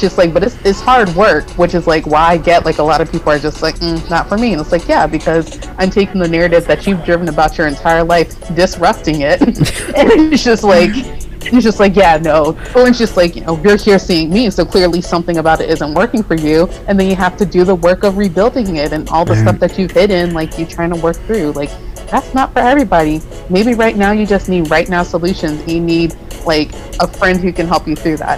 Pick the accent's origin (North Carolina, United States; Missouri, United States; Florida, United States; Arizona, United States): North Carolina, United States; moved away; also born or lived in New York; where I grew up in North Carolina